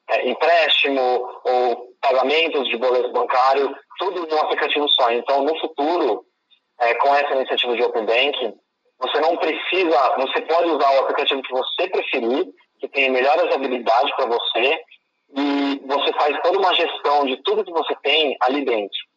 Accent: Campinas, São Paulo, Brazil; moved away as an adult; also born or lived in Florida, United States / China; eu cresci em Campinas

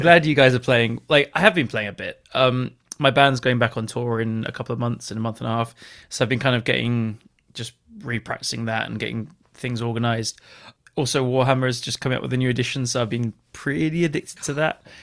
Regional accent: England, United Kingdom; me being English

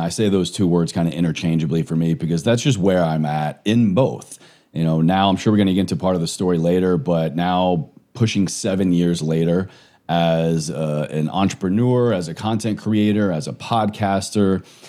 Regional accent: Roanoke, Virginia, United States; Very small town, Southwest Virginia, almost to the Virginia-North Carolina border.

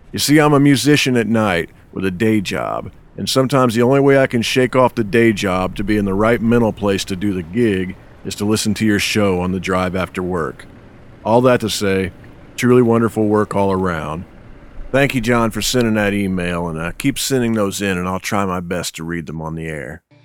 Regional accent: Indiana, United States; now in Nashville, United States; a couple Indiana guys

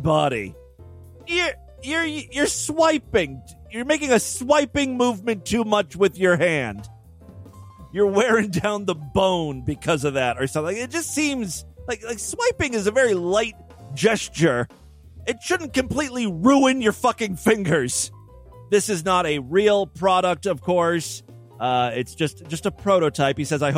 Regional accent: Ohio, United States; my home state, the Florida of the North, Ohio.

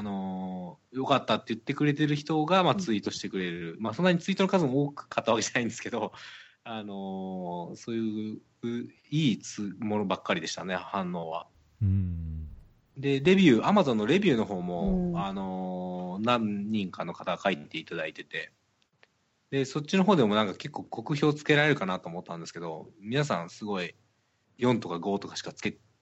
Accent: Kansai, Japan; accent: Kansai dialect; 僕はやっぱり関西出身なのであの関西弁が日本語だと思ってる

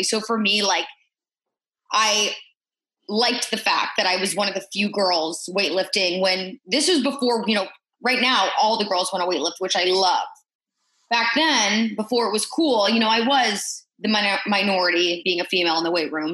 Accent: Indianapolis, Indiana, United States; moved away as an adult; also born or lived in Huntington / Kansas City; my hometown of Indianapolis

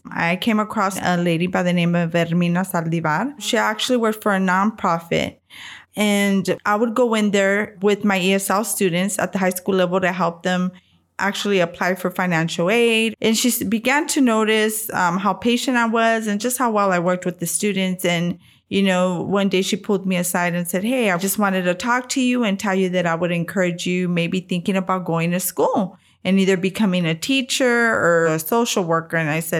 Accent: San Antonio, Texas, United States; I am 49 years old. I am from San Antonio, Texas

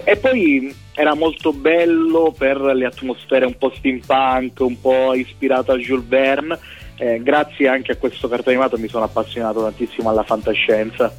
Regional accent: province of Syracuse, Sicily, Italy; moved away as an adult; now in Turin, Italy; sono originario della provincia di Siracusa

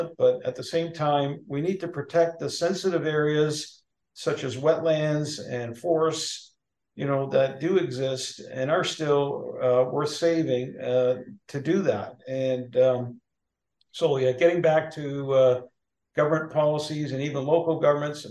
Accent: Toronto, Ontario, Canada; now in Northumberland County, Canada; I came from the Toronto area

